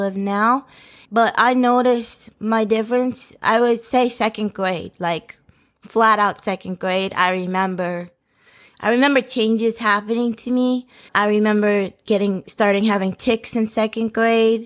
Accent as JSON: {"language": "English", "town": "Andover", "region": "Massachusetts", "country": "United States", "tie": "born or raised there", "said": "I was born in Massachusetts, and I grew up in Andover, Massachusetts, which was a nice, quiet"}